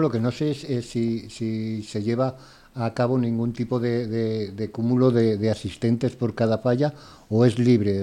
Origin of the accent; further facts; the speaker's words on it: Valencia, Valencian Community, Spain; sí soy valenciano también y nacido además en, en la capital